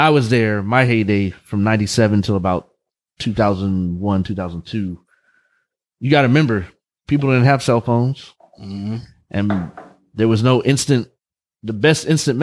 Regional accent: Vacaville, California, United States; also born or lived in San Leandro / Fairfield; So that's where I grew up, Fairfield and Vacaville.

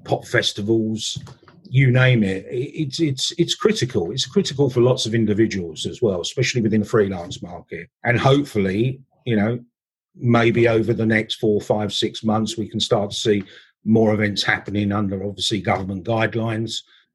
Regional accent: England, United Kingdom; I'm English

